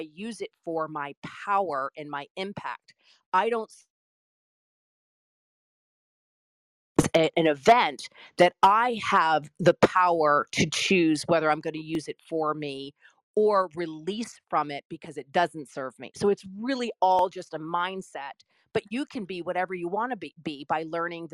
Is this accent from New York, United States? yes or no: no; Stone Mountain, Georgia, United States; I grew up in Stone Mountain, Georgia.